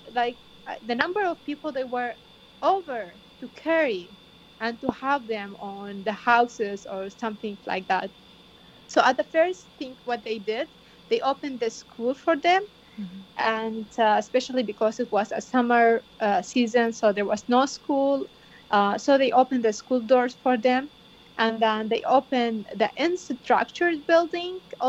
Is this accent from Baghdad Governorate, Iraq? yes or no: no; Bartella, Nineveh, Iraq; moved away; I'm originally from Bartola, one of the villages had been invited and occupied